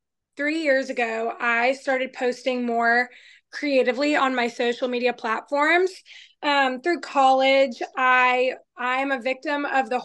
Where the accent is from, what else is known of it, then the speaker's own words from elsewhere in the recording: Georgia, United States; also born or lived in Arizona; born in Arizona, but grew up in Georgia. So I'm a Georgia girl